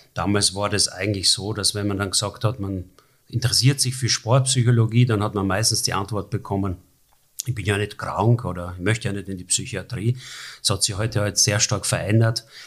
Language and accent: German; Burgenland, Austria; moved away as an adult; now in Germany; wie man meiner Sprache quasi immer noch entnehmen kann, obwohl ich jetzt seit 30 Jahren in Deutschland lebe, bin ich Österreicher und bin auch stolz drauf, Österreicher zu sein aus dem Burgenland